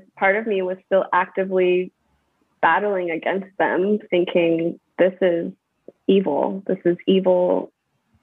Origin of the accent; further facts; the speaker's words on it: California, United States; moved away as an adult; now in Atlanta, United States; I grew up in California